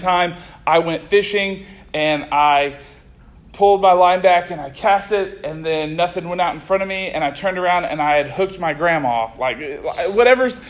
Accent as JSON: {"language": "English", "region": "Oklahoma", "country": "United States", "tie": "born or raised there", "moved": "as an adult", "lives_now": "Arkansas, United States", "said": "I'm from Oklahoma. I grew up in Oklahoma. I was raised in Oklahoma. I lived in Oklahoma my whole life."}